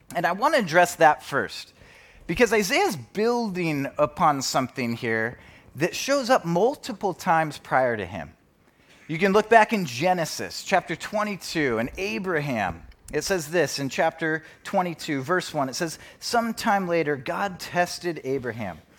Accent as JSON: {"language": "English", "town": "Spokane", "region": "Washington", "country": "United States", "tie": "born or raised there", "moved": "as an adult", "lives_now": "Bellevue, United States", "said": "I grew up in Spokane"}